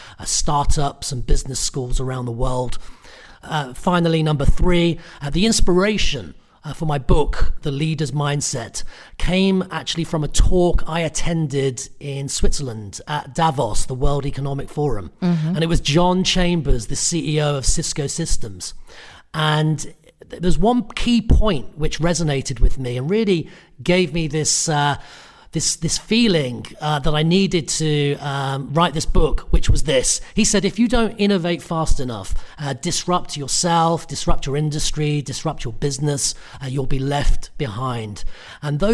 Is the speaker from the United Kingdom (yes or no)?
yes; United Kingdom; born or raised there